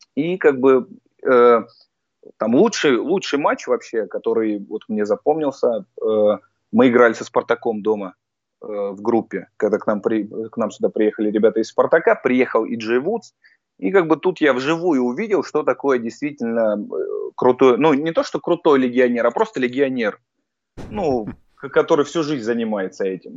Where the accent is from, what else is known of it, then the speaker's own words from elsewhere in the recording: Voronezh, Voronezh Oblast, Russia; moved away as an adult; now in Krasnodar, Russia; когда жил в Воронеже, сам я просто из Воронежа, а переехал в Краснодар в 2015 году